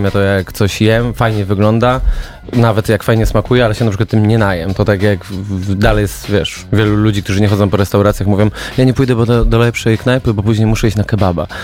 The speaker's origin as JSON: {"language": "Polish", "town": "Zielona Góra", "region": "Lubusz Voivodeship", "country": "Poland", "said": "słyszałem, że zaciągam, chociaż jestem z Zielonej Góry"}